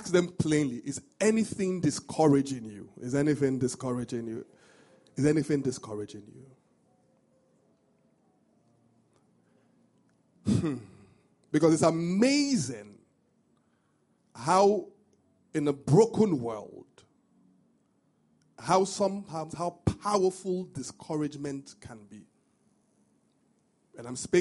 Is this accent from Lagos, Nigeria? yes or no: no; Benin City, Edo, Nigeria; moved away; when I was growing up, I grew up in Benin